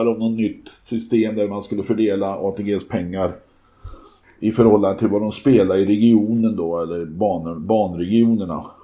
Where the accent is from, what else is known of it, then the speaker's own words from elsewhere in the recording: Arvika, Värmland, Sweden; Hur ska de då veta att jag är från Arvika?